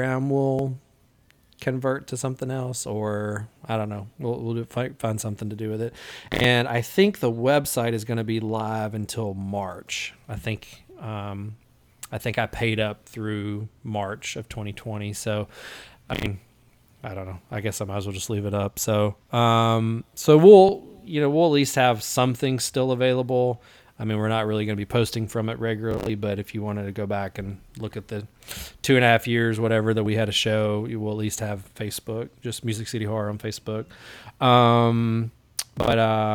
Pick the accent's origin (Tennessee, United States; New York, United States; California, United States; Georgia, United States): Tennessee, United States; Jackson; Jackson, my hometown